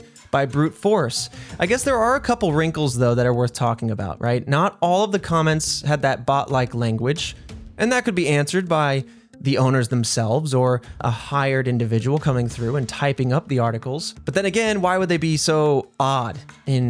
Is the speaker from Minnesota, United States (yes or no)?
no; Indiana, United States; I grew up in Indiana